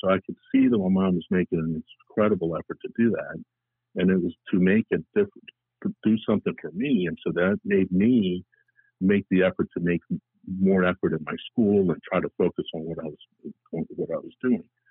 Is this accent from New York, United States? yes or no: no; New Orleans, Louisiana, United States; also born or lived in Colombia; I was born in Columbia, South America. My parents moved to New Orleans when I was 3 years of age